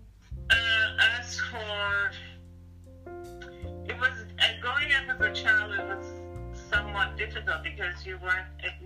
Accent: Jamaica; moved away; also born or lived in London / United States; Growing up in Jamaica was very free.

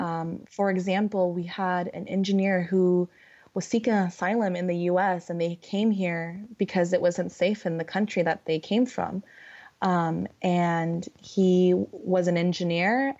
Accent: California, United States; I'm from California and I live by the beach

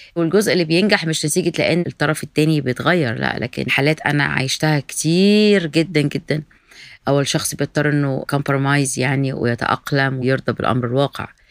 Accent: Egypt; now in United States; ده احنا حتى في مصر نفسها

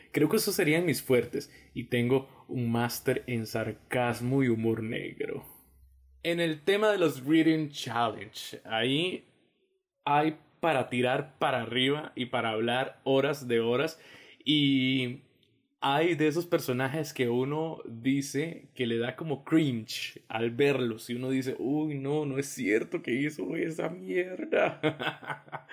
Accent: Costa Rica; como decimos nosotros los ticos

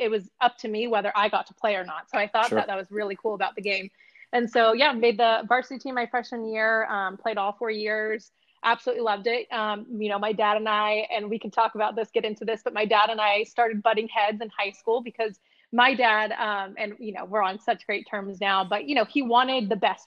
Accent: El Dorado Hills, California, United States; where I grew up in El Dorado Hills, California

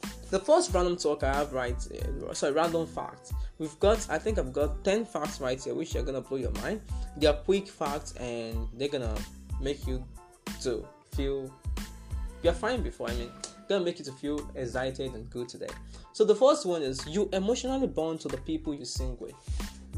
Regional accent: Nigeria; I'm also a Nigerian

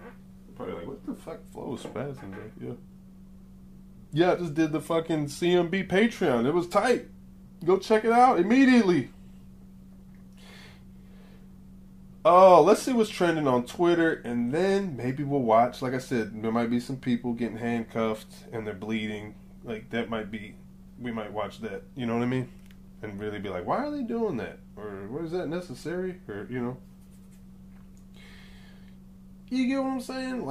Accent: Atlanta, Georgia, United States; also born or lived in New York; I grew up in Atlanta. I was like, I've been here pretty much my whole life. From New York, but I grew up here. I've been here since very early, like 2.

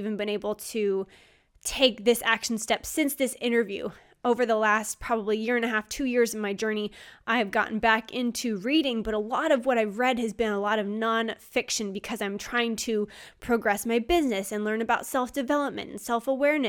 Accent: Midland, Texas, United States; I was born in Midland.

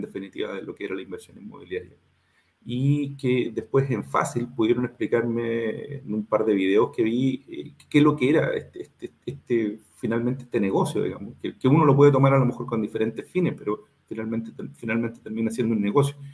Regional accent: Concepción, Biobío, Chile; yo soy de Concepción

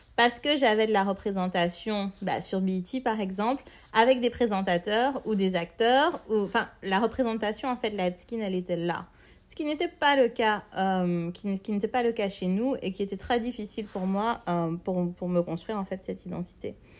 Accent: Martinique; je suis née en Martinique, j'ai grandi en Martinique

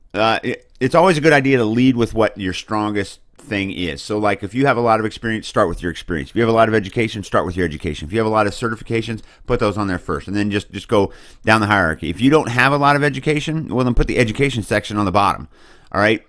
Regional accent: Boonville, Missouri, United States; I come from Booneville, Missouri. It's a little town in the middle of the greatest state in the nation

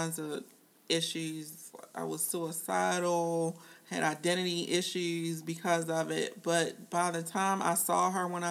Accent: Baltimore, Maryland, United States; I moved from West Baltimore to East Baltimore

